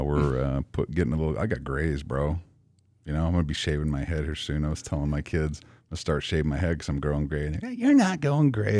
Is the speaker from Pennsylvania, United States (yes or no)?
no; Idaho, United States; moved away; I grew up in Idaho